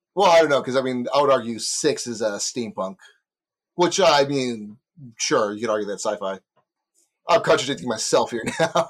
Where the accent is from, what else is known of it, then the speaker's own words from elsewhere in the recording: Texas, United States; Speaking as a Texan